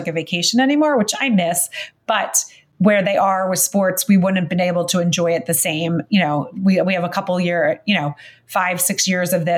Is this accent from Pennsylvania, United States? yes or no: yes; outside of Philadelphia, Pennsylvania, United States; also born or lived in New York; now in Remsenburg, United States; I grew up outside of Philadelphia